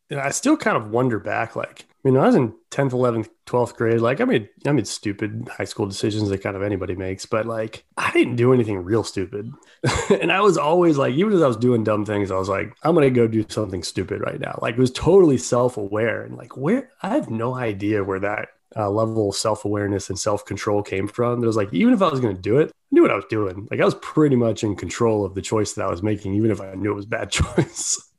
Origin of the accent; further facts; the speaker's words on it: Baltimore, Maryland, United States; I grew up in Baltimore